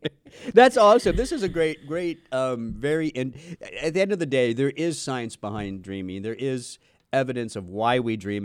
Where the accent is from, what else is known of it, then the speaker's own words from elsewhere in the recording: Southern California, United States; we grew up in Southern California